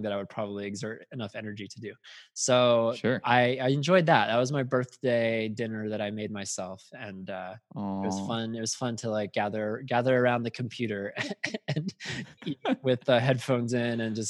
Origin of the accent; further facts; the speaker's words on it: United States; I'm an American